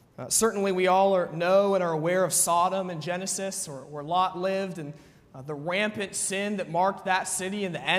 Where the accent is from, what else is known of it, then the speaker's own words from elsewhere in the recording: United States; as an American person